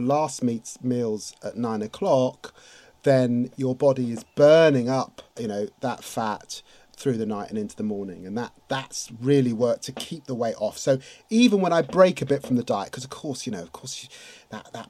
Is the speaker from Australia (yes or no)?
no; London, United Kingdom; also born or lived in Finsbury Park, London; born and raised in Tottenham.